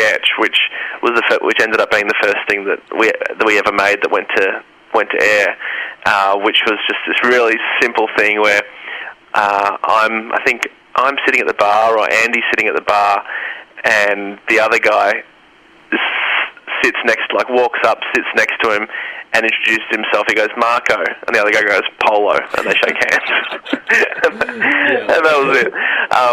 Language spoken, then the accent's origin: English; Melbourne, Victoria, Australia; I grew up in Melbourne